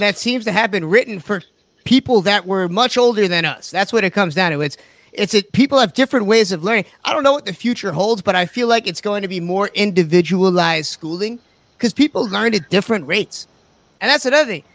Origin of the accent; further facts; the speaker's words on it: the Hamptons, New York, United States; I'm from the Hamptons.